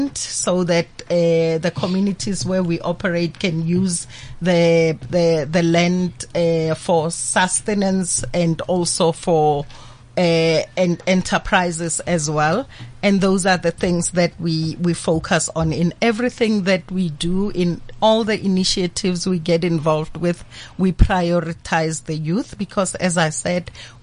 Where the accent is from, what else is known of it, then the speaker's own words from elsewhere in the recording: Pretoria, Gauteng, South Africa; I come from a Pretoria township called Harangua, born and bred